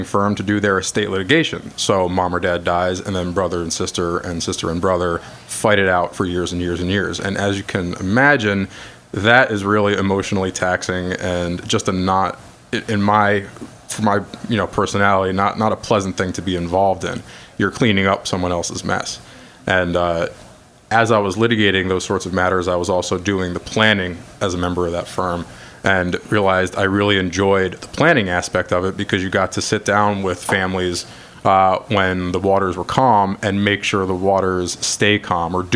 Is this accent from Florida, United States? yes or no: no; Orange County, New York, United States; I was born and raised in Orange County. I graduated Minnesink